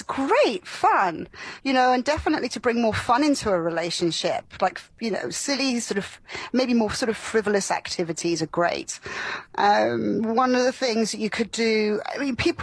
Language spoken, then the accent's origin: English; Florida, United States; moved away; also born or lived in London; I grew up in Florida